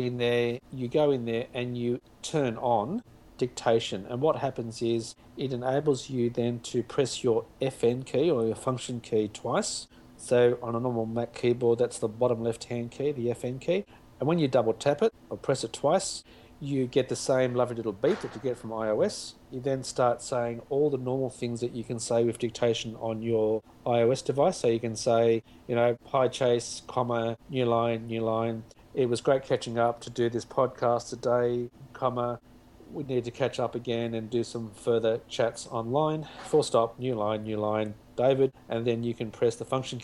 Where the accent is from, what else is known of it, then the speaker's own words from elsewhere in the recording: Australia; accent: Australian; me with my Australian accent